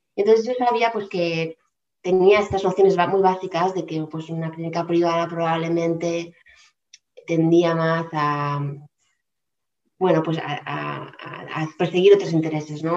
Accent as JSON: {"language": "Spanish", "town": "Palma", "region": "Balearic Islands", "country": "Spain", "moved": "as an adult", "said": "yo soy de Palma de Mallorca, eh, he vivido algunos años en diferentes lugares fuera de la isla"}